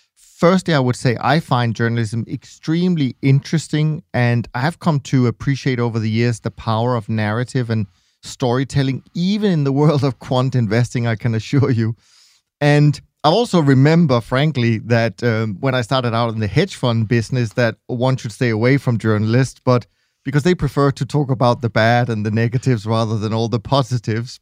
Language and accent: English; Denmark; I'm Danish